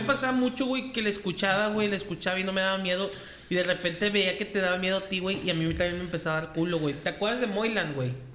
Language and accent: Spanish; Monterrey, Nuevo León, Mexico; ya vivíamos aquí en Monterrey